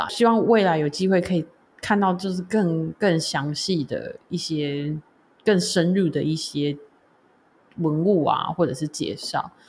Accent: Taiwan; 身为台湾人演奏爵士乐，

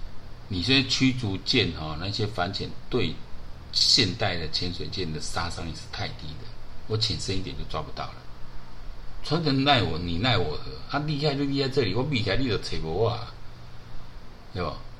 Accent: Taiwan; 你选举出来是害我们台湾人转播啊！

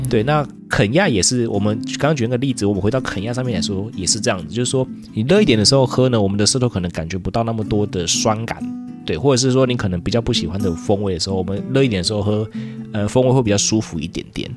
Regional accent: Taiwan; 我台湾人

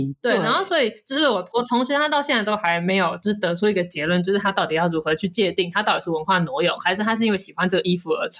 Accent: Taiwan; 是好像觉得他低我们台湾人一阶的感觉，

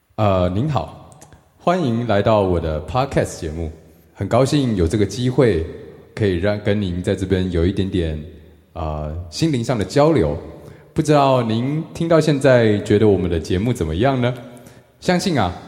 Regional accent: Taiwan; moved away as an adult; now in Hong Kong; 我还台湾人。 然后我唔识讲广东话

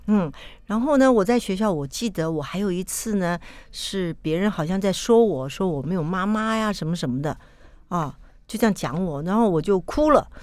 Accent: Taipei, Taiwan; also born or lived in Yingge, New Taipei; 出生时候也是在台北

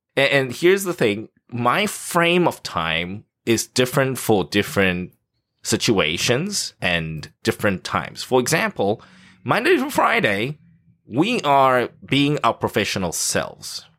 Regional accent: South Africa; now in Taipei, Taiwan; Growing up in South Africa

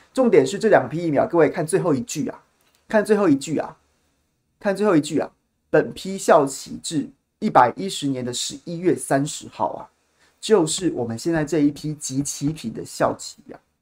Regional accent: Taiwan; 我们，台湾人民

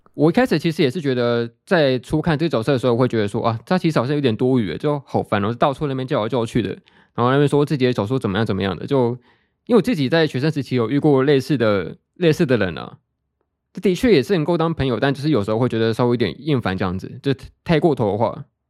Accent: Taiwan; 类似我们台湾这边的那个大老二的扑克牌游戏

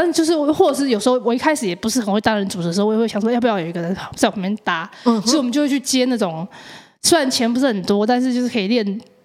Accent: Taiwan; 他们知道是台湾的资深喜剧演员

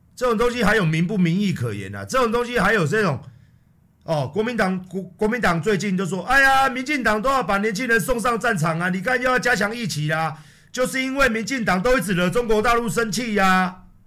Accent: Taiwan; 身为一个台湾人， 土生土长，在台湾四十四年

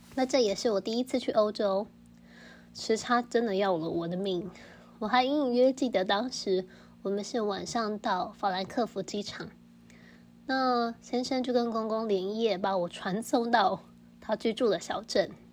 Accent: Taiwan; 我是台湾人

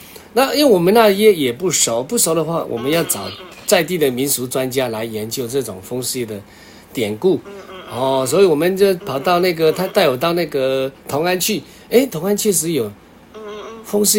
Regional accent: Kinmen County, Taiwan; 它也是叫我们小时候在金门长大的时候，哎，感觉到哎，这也叫九塞牙。

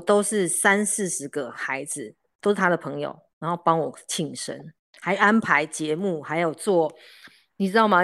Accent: Yilan County, Taiwan; 因为我们在宜兰山上长大，都爬树啊什么什么

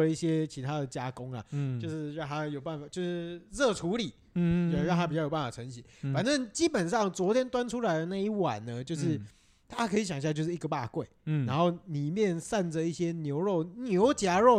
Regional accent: Tainan, Taiwan; 来第一个，第一个，我们台南人的特色。

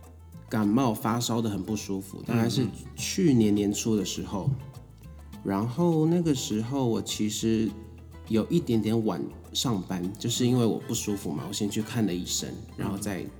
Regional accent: Taiwan; moved away as an adult; now in Tokyo, Japan; 只有我一个台湾人。

